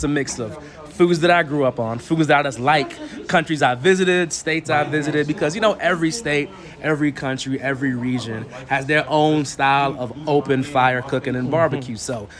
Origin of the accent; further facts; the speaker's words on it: Jamaica; My favorite recipe actually has to be the oxtails because I'm Jamaican.